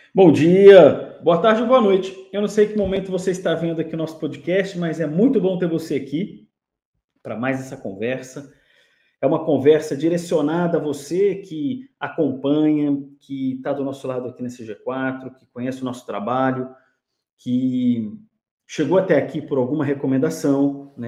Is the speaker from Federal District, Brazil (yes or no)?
yes; Brasília, Federal District, Brazil; eu sou de, eu sou de lá, né? eu sou natural de Brasília.